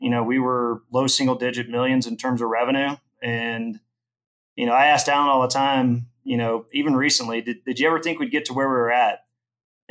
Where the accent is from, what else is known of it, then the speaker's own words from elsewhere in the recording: Houston, Texas, United States; also born or lived in Austin; I grew up in Houston